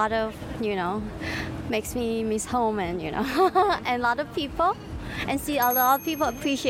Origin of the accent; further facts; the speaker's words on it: Taiwan; now in Minneapolis, United States; We're from Taiwan.